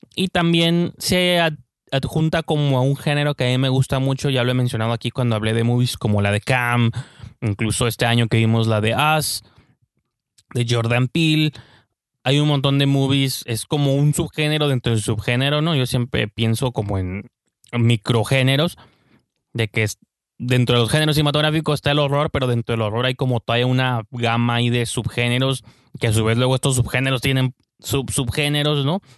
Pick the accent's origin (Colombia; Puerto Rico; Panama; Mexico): Mexico; uno que es mexicano